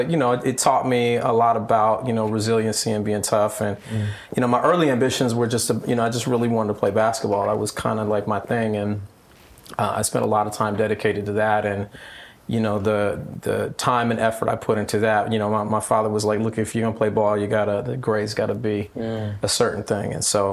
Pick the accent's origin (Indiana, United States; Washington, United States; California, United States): California, United States; Long Beach; I was born in Long Beach, California. Raised by my grandmother and my father.